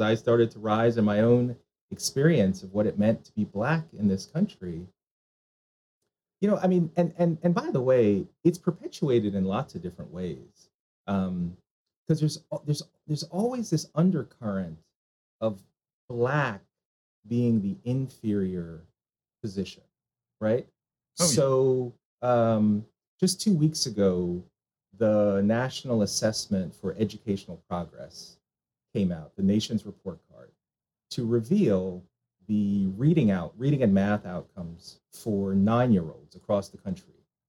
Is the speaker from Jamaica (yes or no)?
yes; Jamaica; now in United States; so I am a Jamaican immigrant, right? So my parents came to the United States in the mid to late 1960s